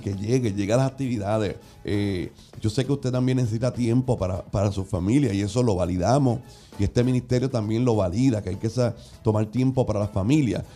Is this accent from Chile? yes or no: no; Puerto Rico; acostumbramos nosotros como, como puertorriqueños